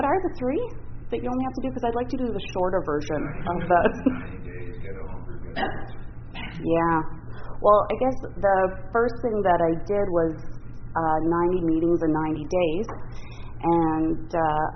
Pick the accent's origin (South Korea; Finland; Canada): Canada; Ottawa, Ontario; also born or lived in Parry Sound, Ontario; I'm actually from Ottawa, partly from Parry Sound.